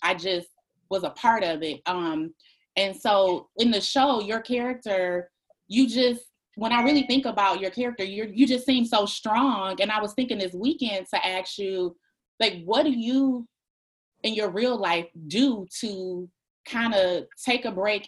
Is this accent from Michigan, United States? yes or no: yes; Detroit, Michigan, United States; moved away as an adult; now in Maryland, United States; we're from Detroit.